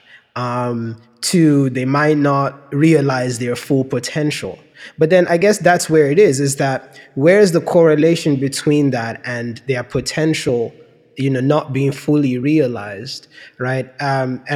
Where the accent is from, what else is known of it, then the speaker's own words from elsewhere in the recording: Nigeria; moved away; when we were growing up in Nigeria